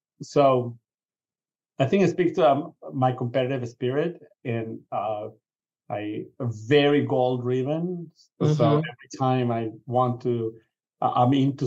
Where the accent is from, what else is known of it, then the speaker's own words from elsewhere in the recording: Venezuela; moved away; I grew up in Venezuela